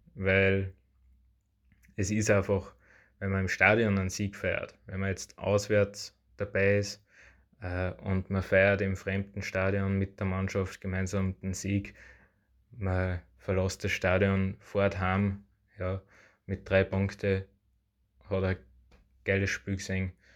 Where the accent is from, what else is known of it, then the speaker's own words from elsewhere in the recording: Upper Austria, Austria; ich komme aus Oberösterreich